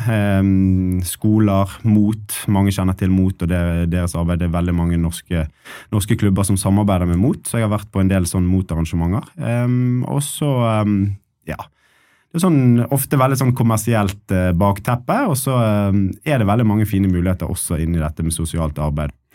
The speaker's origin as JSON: {"language": "Norwegian", "town": "Bergen", "region": "Vestland", "country": "Norway", "also_born_or_lived": "Ålesund", "moved": "as an adult", "said": "Jeg er bergenser"}